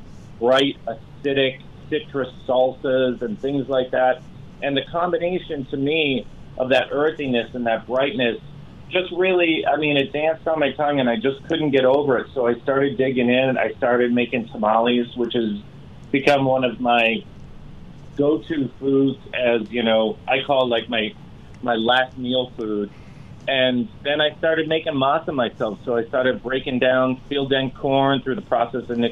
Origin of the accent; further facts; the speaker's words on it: Massachusetts, United States; moved away; also born or lived in Los Angeles; I grew up in Massachusetts